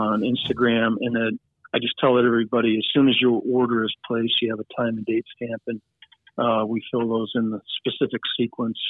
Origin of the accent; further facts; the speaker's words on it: Nevada, United States; now in Montana, United States; We're from Nevada